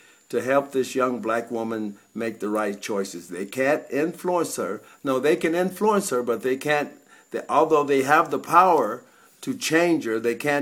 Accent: California, United States; I was from California

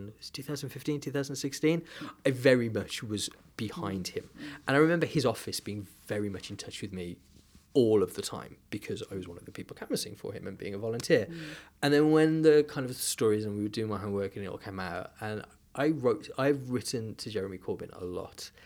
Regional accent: United Kingdom; I am a British diaspora Jew

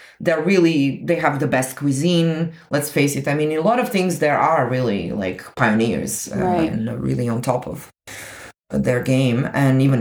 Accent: Zagreb, City of Zagreb, Croatia; moved away as an adult; also born or lived in Portugal; now in Paris, France; I grew up in Croatia

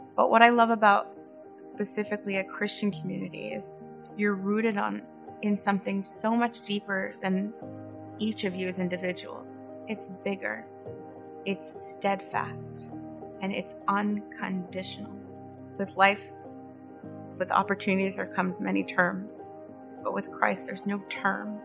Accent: Northern California, United States; moved away as an adult; also born or lived in Los Angeles; now in Burlington, United States; I am originally from Northern California. I lived there for the majority of my life

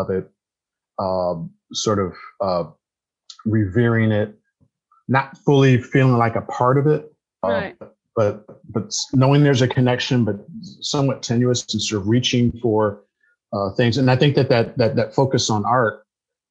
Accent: United States; also born or lived in Ghana; My position as a Black American in the African diaspora

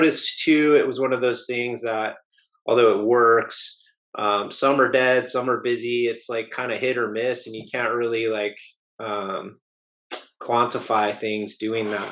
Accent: Southern California, United States; moved away; I grew up in Southern California

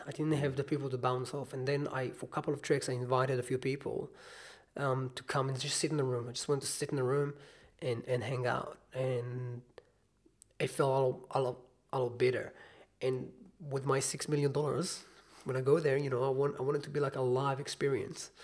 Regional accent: Israel; moved away as an adult; now in New Zealand; I'm from Israel

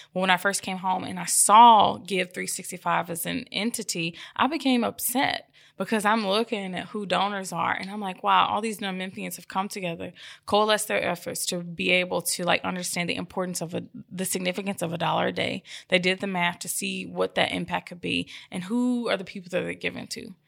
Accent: Memphis, Tennessee, United States; moved away; I'm from Orange Mountain. And so I returned home five years ago

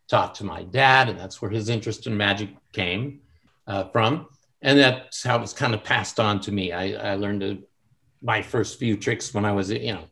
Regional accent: San Francisco, California, United States; now in Los Angeles, United States; I'm originally from San Francisco, and my family moved to Los Angeles to be more involved in early television.

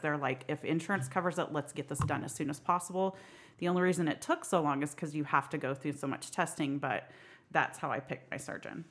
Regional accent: Sperry, Oklahoma, United States; I am from Sperry, Oklahoma

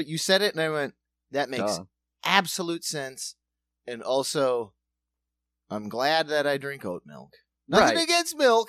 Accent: South Dakota, United States; we're from South Dakota, so, like, farming and that is a part of the DNA of the place

